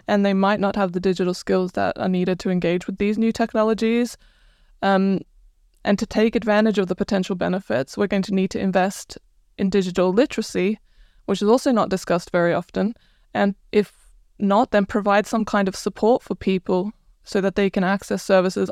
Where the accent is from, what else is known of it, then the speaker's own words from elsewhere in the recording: Croatia; moved away as an adult; now in United Kingdom; I'm originally from Croatia